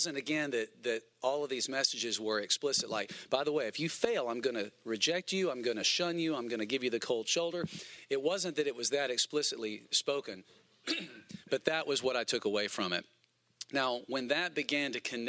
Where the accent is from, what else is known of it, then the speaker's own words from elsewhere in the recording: Huntsville, Alabama, United States; moved away as an adult; also born or lived in Birmingham, Alabama; I grew up in Huntsville, but I moved to Birmingham to go to Bible college at Southeastern Bible College